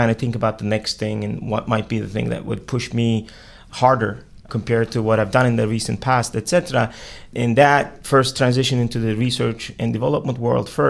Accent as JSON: {"language": "English", "country": "Turkey", "tie": "born or raised there", "also_born_or_lived": "Pittsburgh, Pennsylvania / Austin, Texas", "moved": "as an adult", "lives_now": "United States", "said": "I was born and raised in Turkey"}